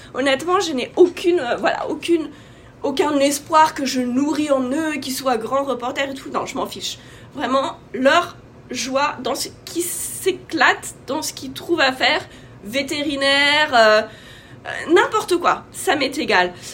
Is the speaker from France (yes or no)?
yes; France; moved away as an adult; also born or lived in Asia / North Africa / Middle East; now in United States; je suis française, maman de quatre enfants. en ce moment, j'habite aux États-Unis